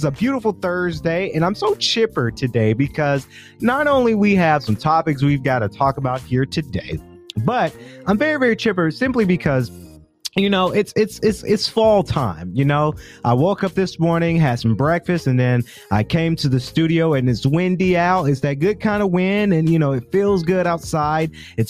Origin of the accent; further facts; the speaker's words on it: Macon, Georgia, United States; But when that does happen, I do say, hey, I'm from Macon.